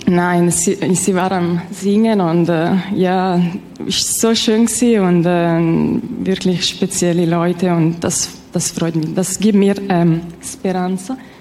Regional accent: Ticino, Switzerland; German is a second language; ich rede nicht so gut Deutsch, weil ich ja, komme aus der äh, Tessin

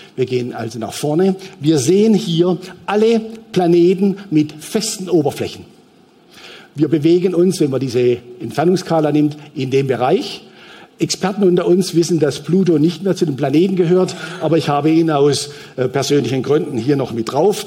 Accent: Switzerland; als Schweizer

